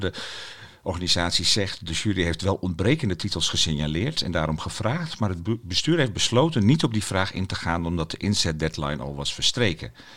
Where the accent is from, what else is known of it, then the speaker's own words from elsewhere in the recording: Heerenveen, Friesland, Netherlands; moved away; ik ben geboren in Heerenveen